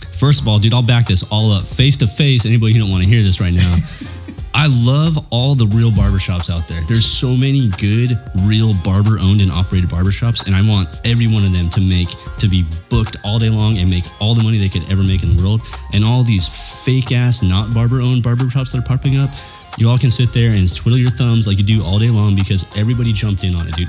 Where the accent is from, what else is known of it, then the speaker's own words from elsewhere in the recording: Chula Vista, California, United States; I grew up in Chula Vista at my grandma's pad